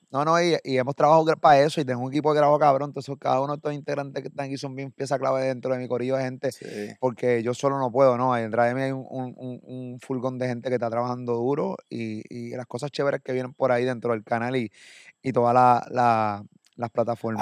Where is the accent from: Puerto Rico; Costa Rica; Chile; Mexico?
Puerto Rico; de Puerto Rico